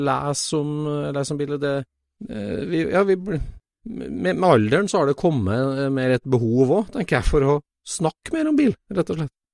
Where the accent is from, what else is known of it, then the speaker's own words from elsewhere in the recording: Trondheim, Trøndelag, Norway; now in north of Oslo, Norway; Jeg er fra Trondheim, og det må jeg bare ta et forbehold om dialektforvirring med en gang. Jeg er fra Trøndelag